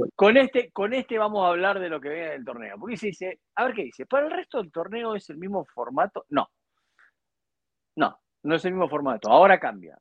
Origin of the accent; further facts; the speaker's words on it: Argentina; Hoy en mi país